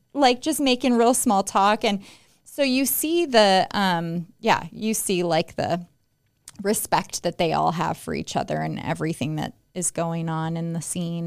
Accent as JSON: {"language": "English", "town": "Las Vegas", "region": "Nevada", "country": "United States", "tie": "born or raised there", "said": "I'm a native Las Vegan. I was born and raised here"}